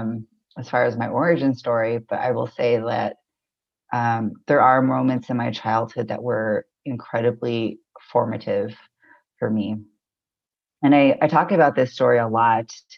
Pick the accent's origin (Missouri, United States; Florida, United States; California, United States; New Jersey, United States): California, United States; Corona; now in Baltimore, United States; I was born in Southern California, I believe Tongva land